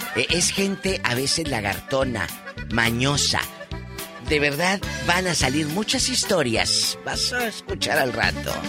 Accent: Matamoros, Tamaulipas, Mexico; now in Los Angeles, United States; Matamoros, a mi tierra

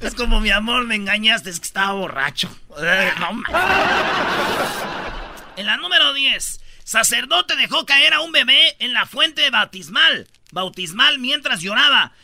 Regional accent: Michoacán, Mexico; Yo soy de Michoacán

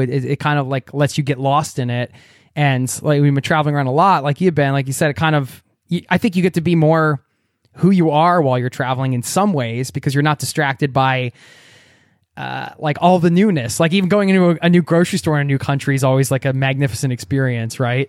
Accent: United States; now in Norway; I love my home country, America, where I come from. And I, I obviously I wouldn't be who I am without being raised there.

